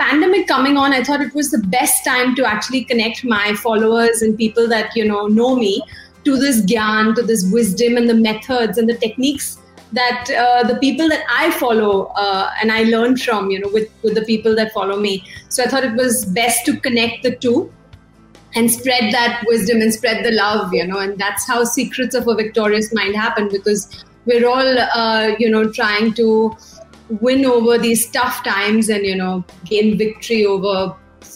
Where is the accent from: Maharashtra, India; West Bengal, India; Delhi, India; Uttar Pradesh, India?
Maharashtra, India; Mumbai; moved away as an adult; now in Perth, Australia; Born and bred in Mumbai